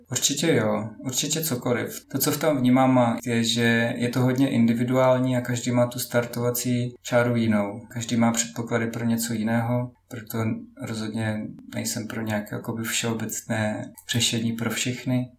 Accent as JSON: {"language": "Czech", "region": "Moravia", "country": "Czechia", "said": "Pocházím z Moravy"}